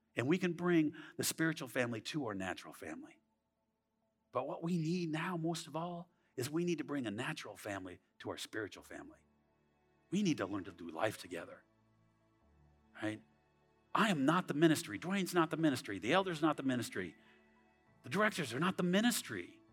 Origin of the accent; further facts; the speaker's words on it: Southern California, United States; moved away; I'm from California, Southern California. I was a skateboarder.